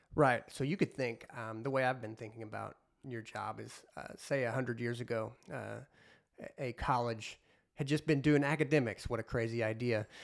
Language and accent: English; Southern Illinois, United States; I'm from Southern Illinois